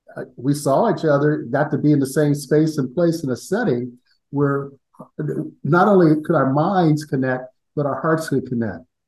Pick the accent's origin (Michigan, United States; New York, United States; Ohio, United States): Ohio, United States; Columbus; I grew up in Columbus, Ohio.